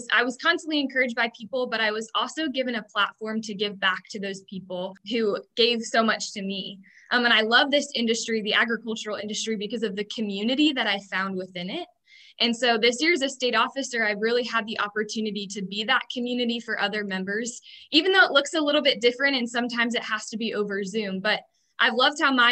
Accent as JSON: {"language": "English", "area": "Lancaster County", "region": "Pennsylvania", "country": "United States", "tie": "born or raised there", "said": "I grew up in Lancaster County, Pennsylvania, on a small dairy, poultry, and crop farm."}